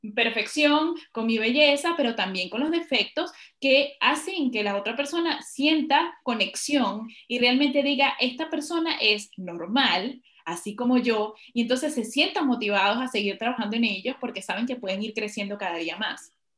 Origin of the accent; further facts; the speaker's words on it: Venezuela; moved away as an adult; also born or lived in Ecuador; now in Spain; me tocó salir de mi país por la situación que ya conocemos